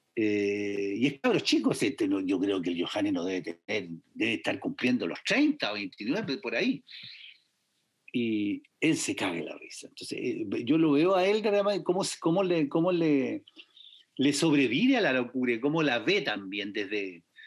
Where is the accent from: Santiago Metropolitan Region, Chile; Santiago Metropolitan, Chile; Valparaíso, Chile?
Valparaíso, Chile; also born or lived in San Antonio, Chile; soy porteño